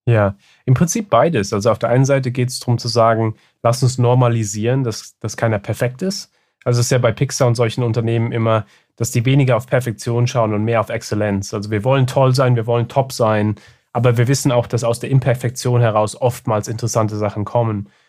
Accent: Germany; ich bin ja auch in, in Deutschland aufgewachsen

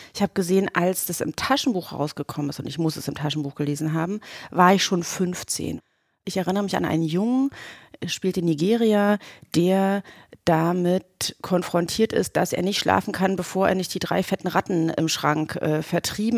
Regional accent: the East, eastern Germany, Germany; now in Berlin, Germany; ich bin aus dem Osten

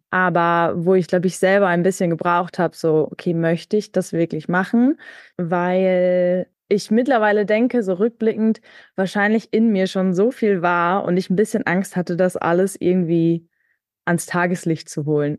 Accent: Münster, North Rhine-Westphalia, Germany; ich komme auch aus Münster gebürtig

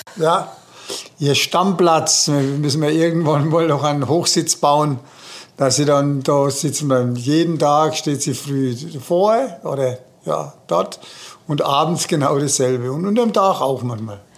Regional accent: Germany; bei uns in Deutschland

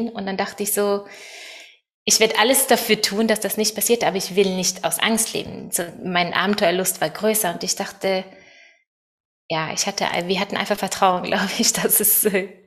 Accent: Norway; German is a second language; moved away as an adult; now in Germany; ich bin in einer Sekte in Norwegen aufgewachsen und äh, ja, mit ganz viele strenge Regeln und viel Kontrolle und Thor und ich sind auch, äh, als wir 20 waren, sind wir auch nach Deutschland als Missionare gegangen.

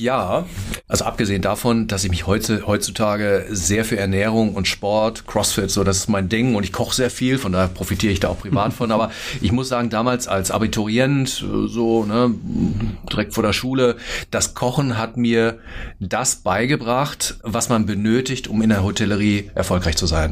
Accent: Hagen, North Rhine-Westphalia, Germany; moved away as an adult; now in Berlin, Germany; ich bin 46, äh, komme aus Hagen, NRW

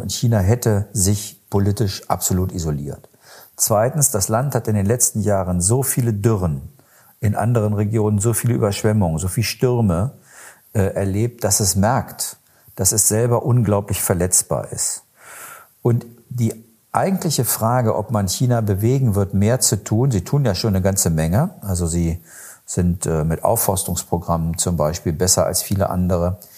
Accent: Germany; bei uns in Deutschland

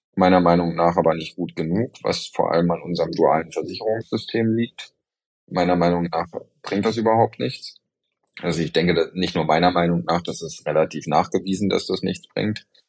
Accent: Germany; hier bei uns in Deutschland

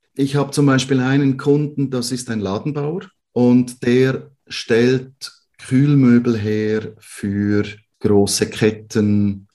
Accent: Switzerland; bei uns in der Schweiz, im Wallis

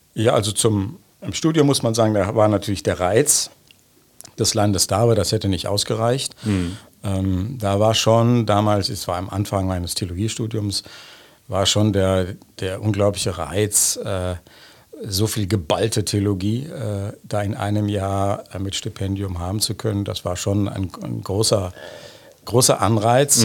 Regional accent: Bonn, North Rhine-Westphalia, Germany; moved away as an adult; also born or lived in Trier; now in Jerusalem, Israel; ich bin in Bonn geboren, in Godesberg auf der Schule gewesen

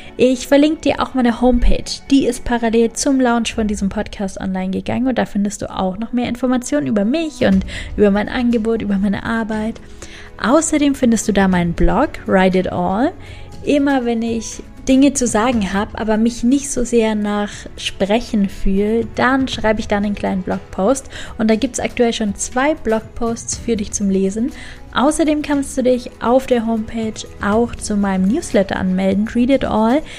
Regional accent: Augsburg, Bavaria, Germany; Ich bin in Augsburg geboren und groß geworden

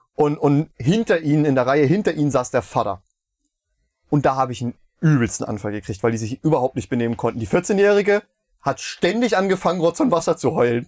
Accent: Meiningen, Thuringia, Germany; moved away as an adult; now in Schmalkalden, Germany; in meiner Heimat ist, ähm, Casino-Lichtspiele Meiningen

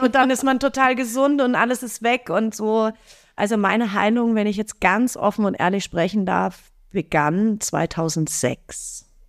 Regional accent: Fürstenfeldbruck, Bavaria, Germany; in Fürstenfeldbruck, in meinem Heimatort

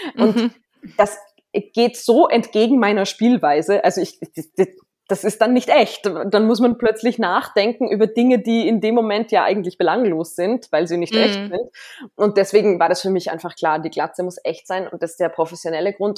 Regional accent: Salzburg, Austria; ich als Salzburgerin

